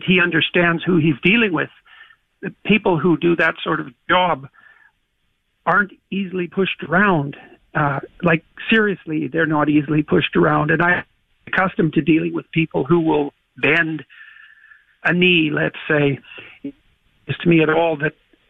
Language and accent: English; Canada